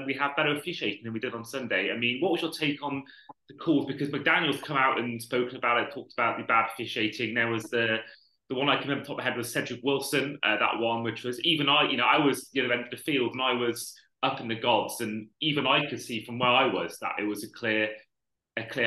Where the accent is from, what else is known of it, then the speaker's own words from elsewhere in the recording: Welsh, Wales, United Kingdom; I'm Welsh